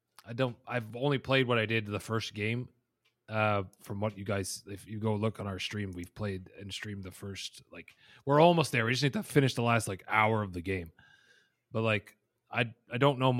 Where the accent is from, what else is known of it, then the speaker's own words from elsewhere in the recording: Canada; as a Canadian